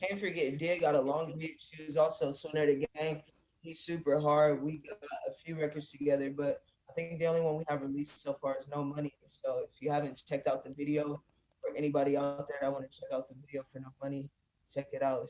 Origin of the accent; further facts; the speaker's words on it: California, United States; also born or lived in Detroit, Michigan / San Diego / Los Angeles; I grew up majority in California, but okay. like I said, I also grew up in Detroit, and that's where I'm originally from.